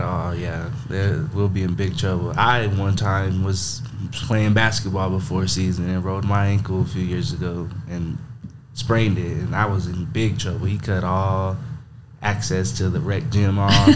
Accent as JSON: {"language": "English", "town": "Monahans", "region": "Texas", "country": "United States", "tie": "born or raised there", "said": "I'm from Monahans, Texas. Uh, born and raised"}